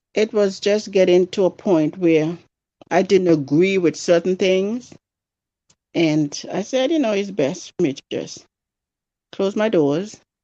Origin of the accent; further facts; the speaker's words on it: Antigua & Barbuda; also born or lived in San Francisco; now in Buffalo, United States; me growing up in my country, Antigua. Don't know if you've ever heard of that, but that's in the West Indies. I was mostly raised by my grandparents